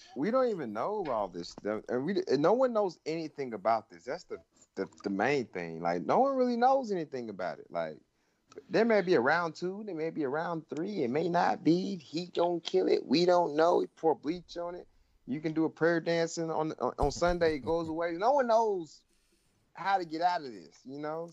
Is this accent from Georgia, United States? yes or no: yes; Georgia, United States; moved away; my home state, where I was born and raised